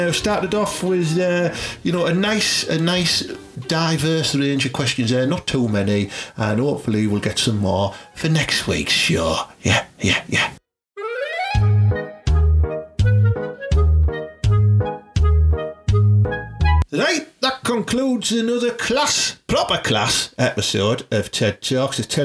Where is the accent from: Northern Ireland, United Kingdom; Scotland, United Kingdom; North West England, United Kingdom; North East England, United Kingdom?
North East England, United Kingdom; Teesside; growing up in Teesside in like the 80s and 90s